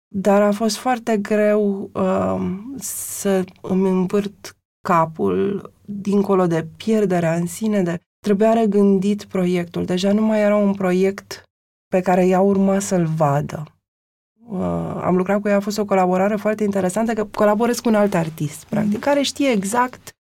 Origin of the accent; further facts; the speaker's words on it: Transylvania, Romania; sunt și ardeleancă